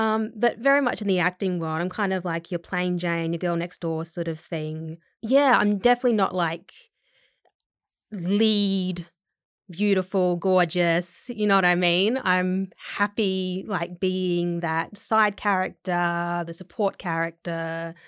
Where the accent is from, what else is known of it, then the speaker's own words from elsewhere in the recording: Australia; So it's also got my accent comes from a lot of different places in Australia as well.